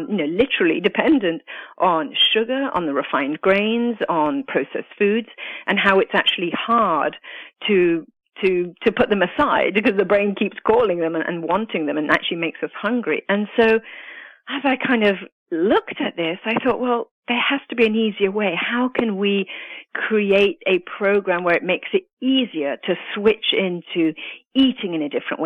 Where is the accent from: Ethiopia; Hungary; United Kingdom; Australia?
United Kingdom; also born or lived in Italy; now in United States; I'm actually Italian and grew up in the UK